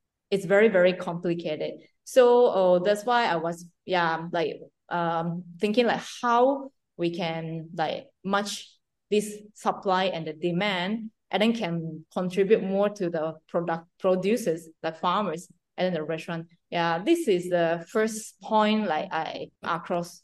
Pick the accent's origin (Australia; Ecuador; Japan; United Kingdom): Japan; I decided to start to export my Japanese green tea from Japan to overseas